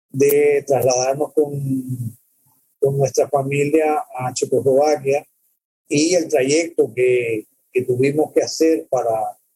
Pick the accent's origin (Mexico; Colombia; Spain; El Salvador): El Salvador; born there; yo, yo nací en El Salvador el más pequeño país eh, de América.